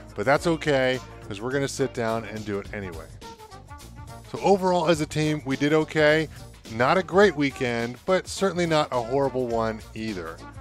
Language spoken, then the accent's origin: English; Northeast Ohio, United States; we're from Northeast Ohio